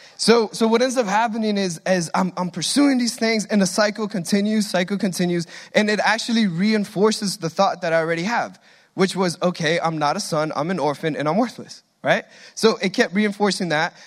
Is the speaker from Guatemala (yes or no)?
yes; Guatemala; accent: Hispanic; now in United States; we came all the way from Guatemala to the promised land